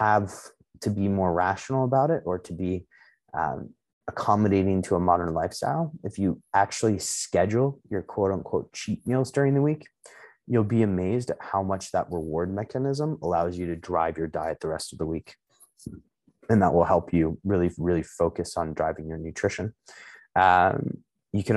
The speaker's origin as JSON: {"language": "English", "town": "Chicago", "region": "Illinois", "country": "United States", "tie": "born or raised there", "said": "I was born in Chicago, but like my ancestral heritage is a amalgamation of Eastern European"}